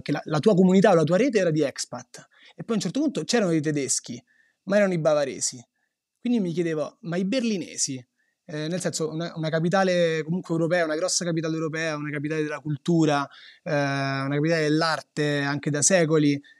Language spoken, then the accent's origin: Italian; Rome, Lazio, Italy; nascere a Roma e di essere anche dei romani che non si sono spostati